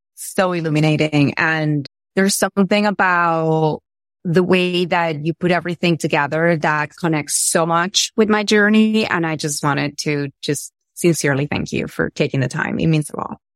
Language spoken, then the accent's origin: English; Venezuela; I'm from Venezuela.